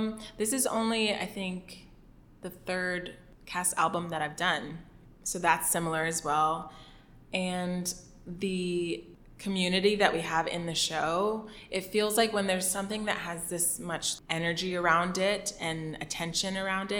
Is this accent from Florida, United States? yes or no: yes; Miami, Florida, United States; moved away; I'm originally from Miami, Florida